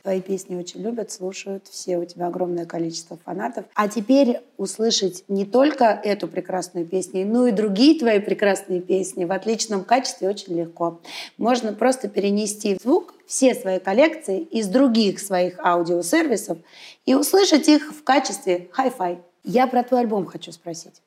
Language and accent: Russian; Saint Petersburg, Russia; я питерская